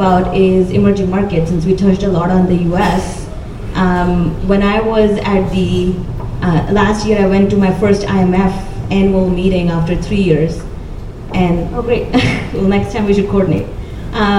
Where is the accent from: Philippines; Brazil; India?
India; I grew up in India